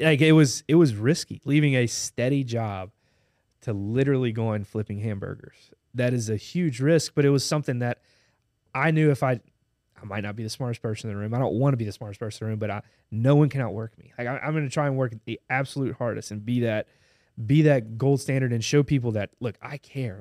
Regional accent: Baton Rouge, Louisiana, United States; I love Baton Rouge growing, growing up here

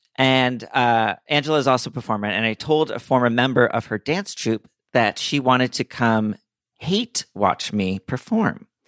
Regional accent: Princeton, New Jersey, United States; also born or lived in New Orleans; I was born in New Orleans, moved to North Jersey, and then I, through middle school and high school and through college, I was in the Central Jersey, Princeton area

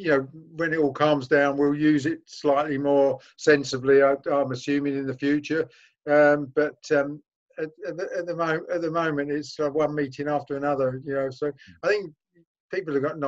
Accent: London, United Kingdom; I'm a Londoner

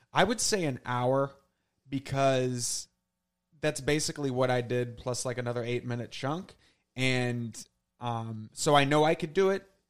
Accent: St. Louis, Missouri, United States; moved away as an adult; also born or lived in Southern Illinois; now in New York City, United States; I basically was in Saint Louis for those three decades.

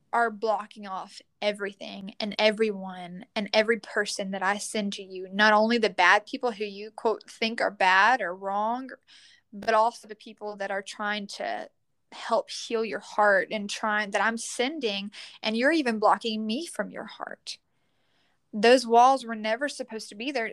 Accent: Leesville, Louisiana, United States; I'm from Leesville, Louisiana, and I am 21 years old

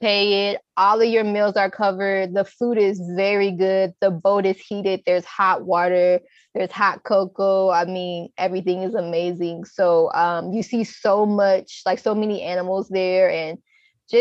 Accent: Texas, United States; I'm from Texas, to where we put a lot of like, you know, peppers in our food

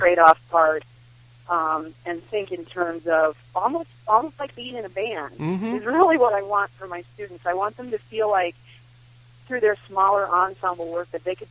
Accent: Midwest, United States; that's what I grew up with too in the Midwest.

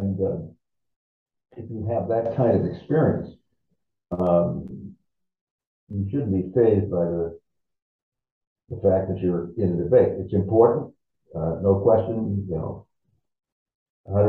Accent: Boston, Massachusetts, United States; I was from Boston.

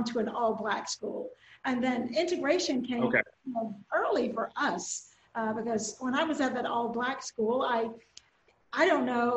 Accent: Willisville, Arkansas, United States; I grew up in Nevada County, one of our smaller counties in Southwest Arkansas, actually. And the town I grew up in, the little community, is called Willisville.

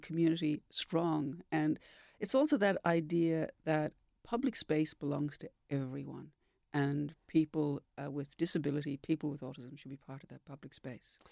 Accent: Dublin, Leinster, Ireland; moved away as an adult; also born or lived in Sumatra; now in Perth, Australia; I'm from Ireland, I'm from Dublin

